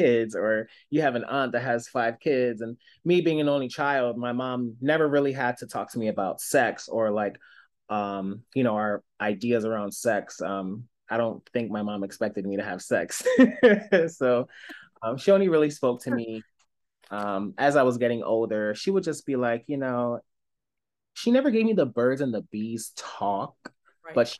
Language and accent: English; Philadelphia, Pennsylvania, United States; I was born and raised in Philadelphia